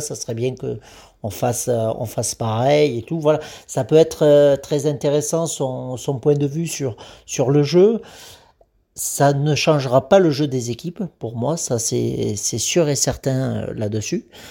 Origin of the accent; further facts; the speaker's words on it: Agen, Nouvelle-Aquitaine, France; je suis d'Agen